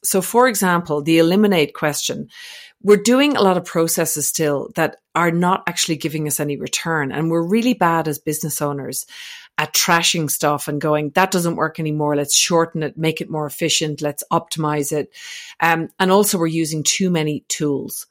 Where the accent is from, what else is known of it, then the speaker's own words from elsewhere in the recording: Ireland; also born or lived in Australia; now in French Alps, France; I'm not actually from Scotland, but I'm from Ireland, which is close